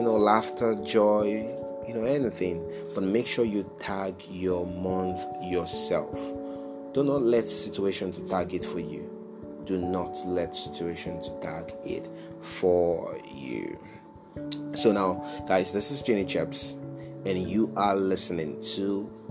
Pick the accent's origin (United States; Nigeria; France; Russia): Nigeria; moved away; my home country, Nigeria